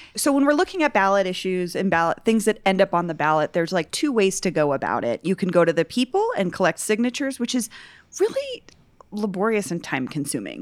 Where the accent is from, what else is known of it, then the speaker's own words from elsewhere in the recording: Denver, Colorado, United States; also born or lived in Barnum, Denver; I grew up in Virginia Village, which is like a fifty subdivision